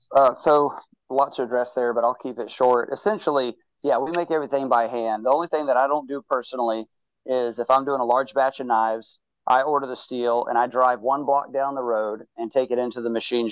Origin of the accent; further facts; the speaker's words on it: Mobile, Alabama, United States; I'm from South Alabama. I would go hunting with my dad and everything.